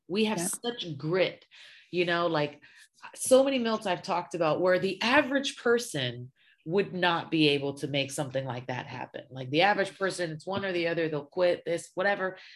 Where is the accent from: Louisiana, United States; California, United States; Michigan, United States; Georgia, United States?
California, United States; Los Angeles; also born or lived in Syria; growing up in South Central